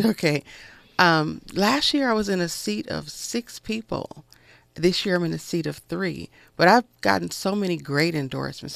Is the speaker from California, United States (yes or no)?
yes; Los Angeles, California, United States; Growing up in South Central Los Angeles, I was raised by a single mother.